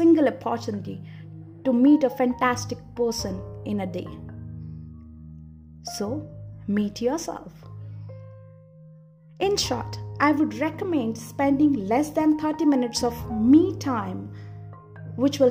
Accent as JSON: {"language": "English", "country": "India", "said": "Being Indian, I have been taught to worship from my childhood."}